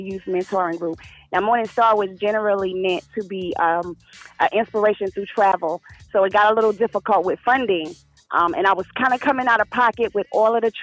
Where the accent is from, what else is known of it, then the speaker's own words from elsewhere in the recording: New York City, New York, United States; moved away as an adult; now in North Carolina, United States; I was born and raised in Brooklyn